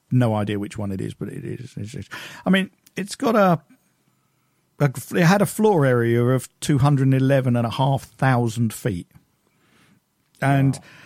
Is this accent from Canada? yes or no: no; United Kingdom; I'm British